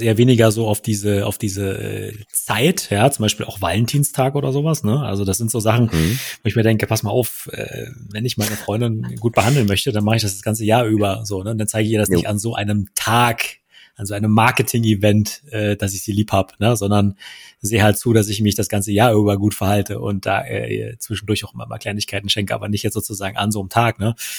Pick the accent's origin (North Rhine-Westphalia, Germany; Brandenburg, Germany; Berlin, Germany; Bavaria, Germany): Brandenburg, Germany; Wittstock; moved away; Wittstock, da wo ich herkomme